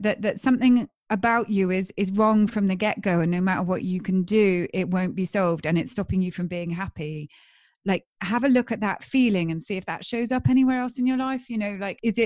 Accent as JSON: {"language": "English", "region": "England", "country": "United Kingdom", "said": "I'm English"}